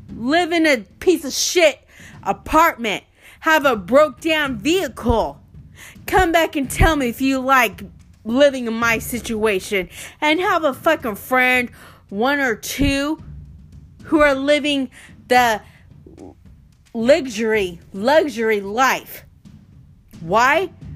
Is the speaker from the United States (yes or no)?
yes; United States; I was born here in the United States of America